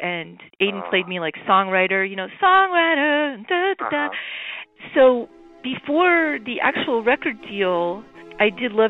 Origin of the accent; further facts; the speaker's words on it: Ireland; No, I'm so Irish, and Pepe was so Italian, I think.